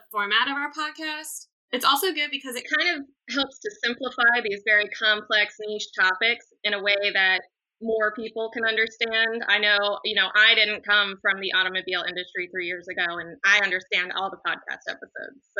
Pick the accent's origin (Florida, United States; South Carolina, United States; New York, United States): Florida, United States; St. Petersburg; moved away as an adult; now in Northern Virginia, United States; I am from St. Petersburg, Florida.